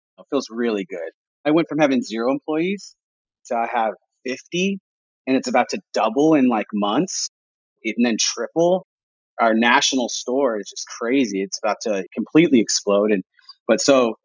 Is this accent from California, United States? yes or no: yes; Imperial Beach, California, United States; my hometown. That's like Imperial Beach is, it's an old school surf town